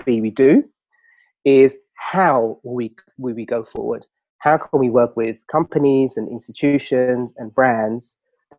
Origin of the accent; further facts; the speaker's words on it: London, United Kingdom; I grew up in Southeast London, Lewisham.